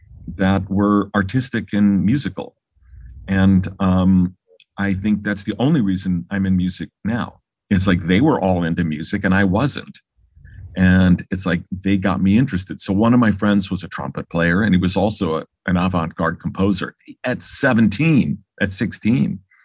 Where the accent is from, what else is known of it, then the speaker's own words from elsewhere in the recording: Los Angeles, California, United States; I grew up in Baldwin Hills here in Los Angeles.